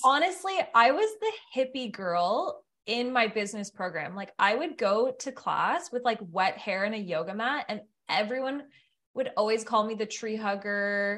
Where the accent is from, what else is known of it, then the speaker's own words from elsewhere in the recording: Ottawa, Ontario, Canada; moved away; also born or lived in Tremblant / Banff; I'm from Ottawa